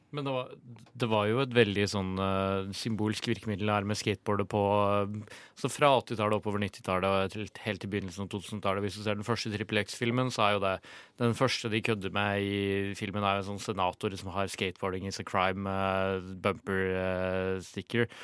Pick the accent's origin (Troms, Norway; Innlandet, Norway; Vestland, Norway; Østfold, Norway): Innlandet, Norway; Ringebu; jeg er jo fra Ringebu i Gudbrandsdalen